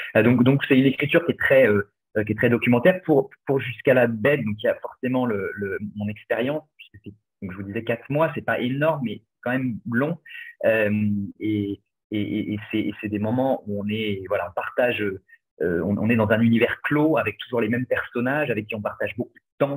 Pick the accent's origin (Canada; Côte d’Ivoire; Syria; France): France; Angers, Pays de la Loire; j'ai grandi à Angers